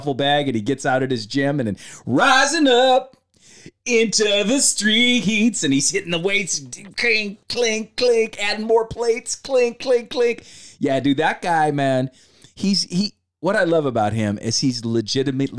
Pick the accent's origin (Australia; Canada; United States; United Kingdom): United States; Sacramento, California; I grew up in Sacramento